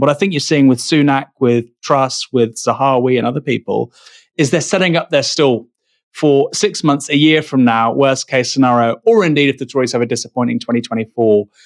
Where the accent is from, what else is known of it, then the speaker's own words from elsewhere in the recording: United Kingdom; first language English; When I was born here, it's my native tongue. I've been raised in the education system here, went to university here, I'm married here